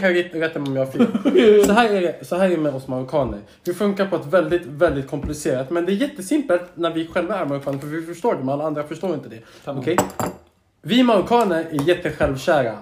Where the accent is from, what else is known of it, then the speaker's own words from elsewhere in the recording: Stockholm, Stockholm County, Sweden; now in Södertälje, Sweden; jag är uppvuxen i Hägersten, vilket är mycket finare områden än Södertälje